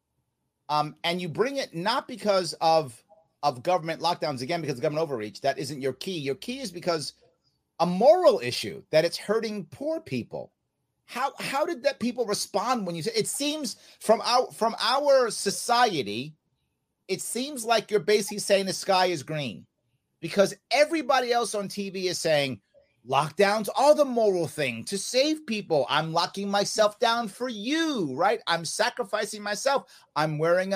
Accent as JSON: {"language": "English", "region": "New York", "country": "United States", "said": "I'm from New York."}